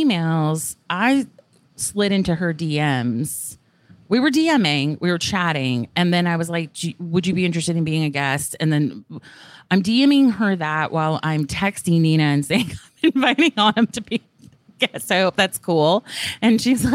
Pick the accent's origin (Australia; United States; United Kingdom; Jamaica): United Kingdom; England; moved away; also born or lived in the South (US); where we grew up in England